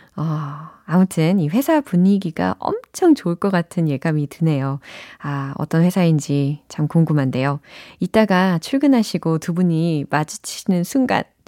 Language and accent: Korean; Seoul, South Korea; 저는 서울이라니까요